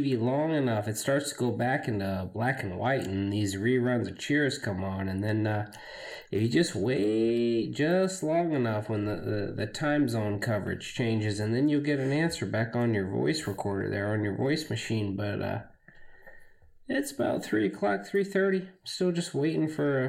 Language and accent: English; Omaha, Nebraska, United States; from Omaha. I have an indistinguishable accent, I guess. That's probably my most recognizable quality. That stems from the fact that I'm from Omaha.